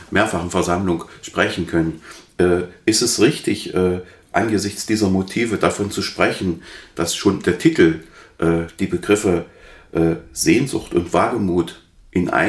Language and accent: German; Halle, Saxony-Anhalt, Germany; Ich kann mich erinnern, dass ich als Hallenser noch gar nicht äh, zurechtkam mit dem äh, Angriff auf die Synagoge